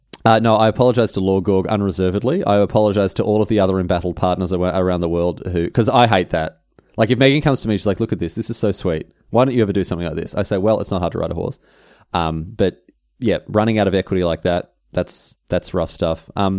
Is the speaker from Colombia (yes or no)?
no; Melbourne, Victoria, Australia; obviously I'm from Melbourne, so they'd be able to tell a slight difference in the Adelaide Melbourne accent.